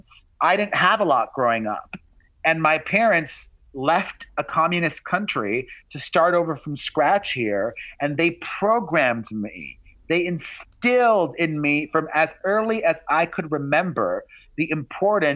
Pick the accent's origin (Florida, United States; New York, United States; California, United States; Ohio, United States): Florida, United States; Miami; I grew up in the Cuban hood